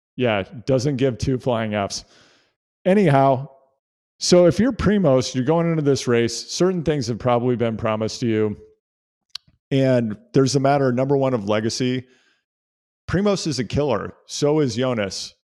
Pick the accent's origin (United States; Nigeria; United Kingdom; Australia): United States; as an American cycling fan